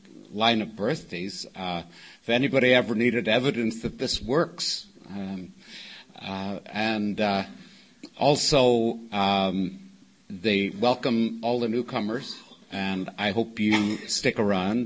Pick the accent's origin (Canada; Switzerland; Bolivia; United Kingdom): United Kingdom; Northern Ireland; now in Oceanside, United States; Originally, I was born in Northern Ireland